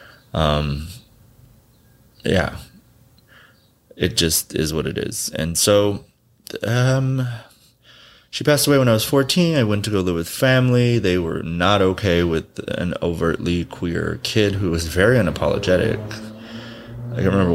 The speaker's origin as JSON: {"language": "English", "region": "Southern California", "country": "United States", "tie": "born or raised there", "also_born_or_lived": "Quiroga, Michoacán, Mexico", "moved": "yes", "lives_now": "New York, United States", "said": "I grew up in Southern California"}